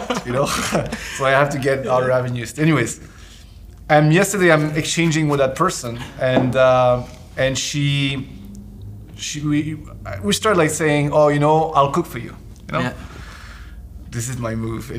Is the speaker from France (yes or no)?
yes; France; moved away; I'm from France